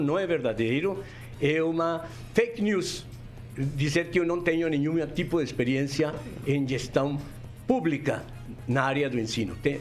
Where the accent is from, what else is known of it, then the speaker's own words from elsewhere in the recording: Colombia; Portuguese is a second language; moved away as an adult; also born or lived in Rio de Janeiro; now in Brazil; no meu país de origem, na Colômbia